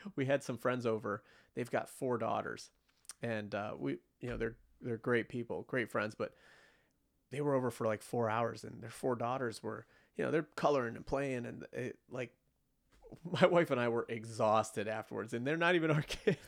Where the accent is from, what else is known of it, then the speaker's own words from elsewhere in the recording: United States; as an American, especially after living through nine eleven